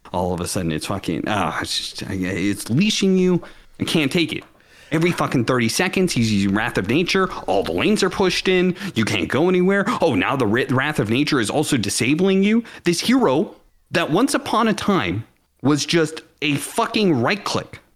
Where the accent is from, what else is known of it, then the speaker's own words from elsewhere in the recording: Seattle, Washington, United States; I grew up in Seattle